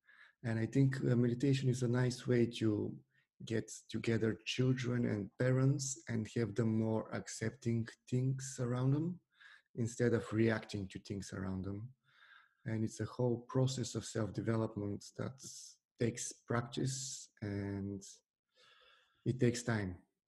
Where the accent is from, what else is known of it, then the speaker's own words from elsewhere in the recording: Bulgaria; It was because in Bulgaria, there are a lot of tough boys, let's say, at school, who are using their force on the other children.